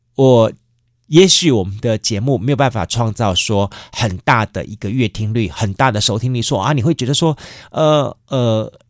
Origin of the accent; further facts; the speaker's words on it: Yancheng District, Kaohsiung, Taiwan; 我小时候住在盐城区